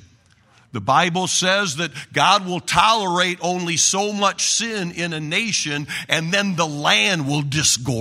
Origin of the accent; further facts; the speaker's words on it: Oregon, United States; I'm from Oregon.